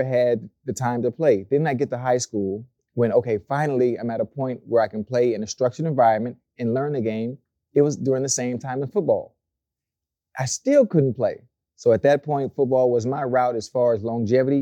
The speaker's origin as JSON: {"language": "English", "town": "Miami", "region": "Florida", "country": "United States", "tie": "born or raised there", "said": "I'm from Miami, Florida. I'm from a beautiful place, a luxurious place called Liberty City."}